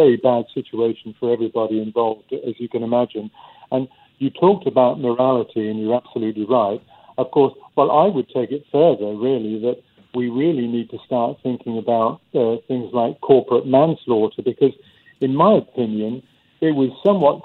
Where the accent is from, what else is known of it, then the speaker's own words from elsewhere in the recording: United Kingdom; being British